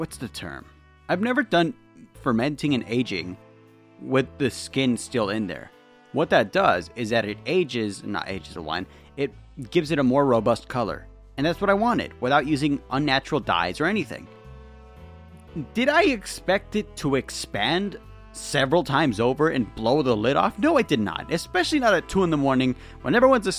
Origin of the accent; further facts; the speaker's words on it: California, United States; I'm from California